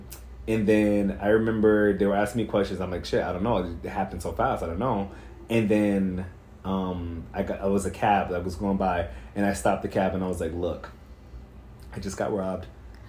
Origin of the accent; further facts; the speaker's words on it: New York City, New York, United States; I grew up in Brooklyn.